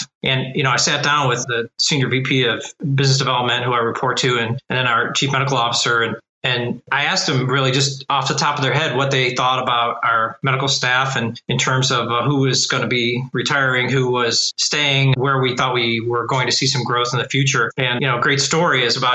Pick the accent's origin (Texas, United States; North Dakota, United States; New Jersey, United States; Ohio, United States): Ohio, United States; Cleveland; I've been born and raised in Cleveland, Ohio